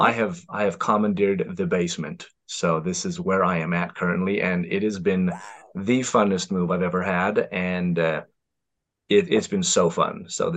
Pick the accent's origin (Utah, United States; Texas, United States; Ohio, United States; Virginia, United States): Utah, United States; Bountiful; also born or lived in California / Minnesota; So I was born in California. Elementary school was in Orem, Utah. Middle school was in Minnesota. Very cold. Do not recommend. And then I came back to Utah, Bountiful area, for high school, and my family's been here ever since.